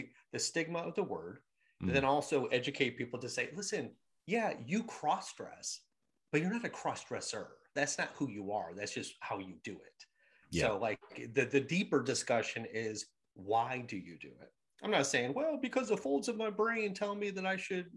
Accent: Michigan, United States; born or raised there; moved away as an adult; also born or lived in New York City

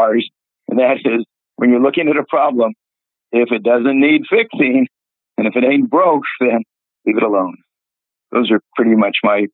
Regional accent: Oakland, California, United States; also born or lived in Sonoma, California; when I was growing up in Oakland

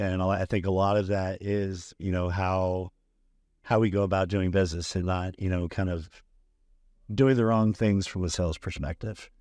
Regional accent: Bakersfield, California, United States; moved away as an adult; also born or lived in Arizona; I was, uh, originally r, grew up, born and raised in Bakersfield, California

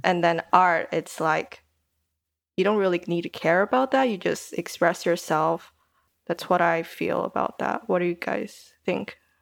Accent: Taiwan; moved away as an adult; also born or lived in Germany; now in United Kingdom; I'm Taiwanese. Um, I grew up in Taiwan most of my life, but studied in Germany for a bit and then came to the U K for uni

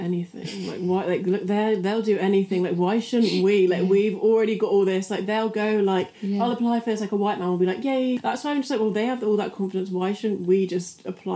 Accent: Bristol, South West England, United Kingdom; also born or lived in France; we've grown up in England

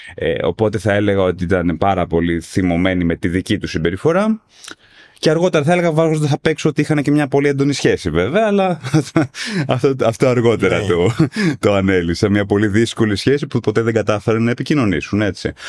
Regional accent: Athens, Attica, Greece; μεγάλωσα στην Αθήνα τη δεκαετία

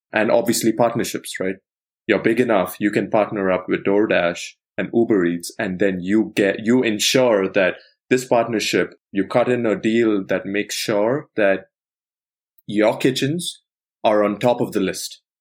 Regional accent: India; moved away; I grew up in India

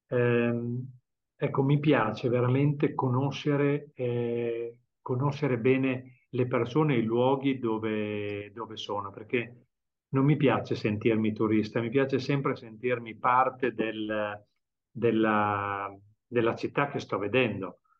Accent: Bologna, Emilia-Romagna, Italy; Fabio è catanese e io sono bolognese, quindi facciamo questi viaggi da Catania ad Alicante in macchina.

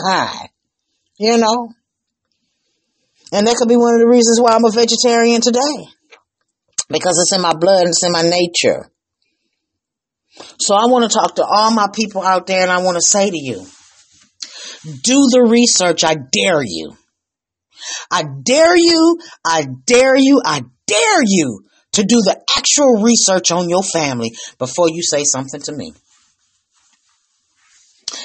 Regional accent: Flint, Michigan, United States; also born or lived in Houston, Texas; I'm from Michigan, Flint, Michigan

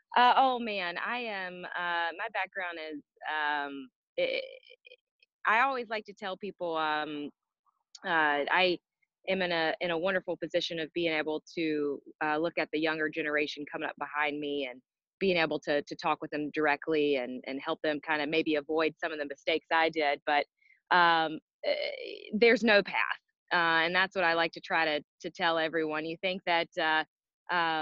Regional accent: Greensboro, North Carolina, United States; I was born in Greensboro, North Carolina

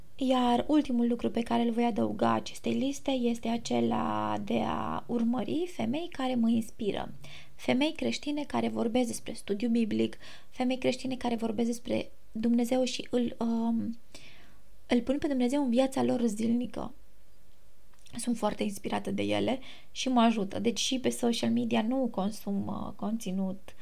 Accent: Romania; moved away as an adult; now in Greece; eu sunt româncă

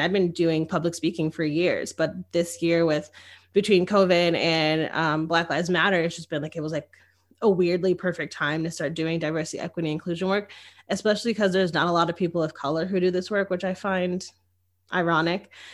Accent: Connecticut, United States; moved away as an adult; now in Austin, United States; I come from Connecticut

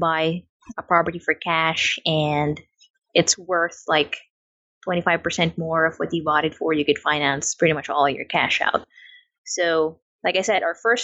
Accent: Philippines; also born or lived in New Zealand; now in Florida, United States; I was actually born in the Philippines, and then my family decided to move to New Zealand. So I lived there for about 6 or 7 years

